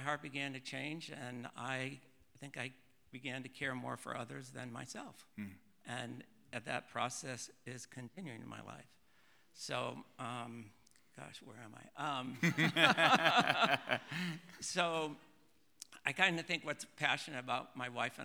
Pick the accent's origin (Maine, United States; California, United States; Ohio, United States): Ohio, United States; moved away as an adult; also born or lived in Oregon; born and raised in Ohio